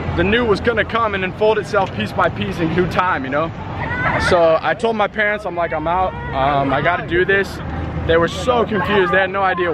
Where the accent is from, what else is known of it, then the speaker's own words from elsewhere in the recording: Colorado, United States; also born or lived in Atlanta; I'm from Colorado, started, you know, I lived there, I started from Atlanta, moved to Colorado after a while.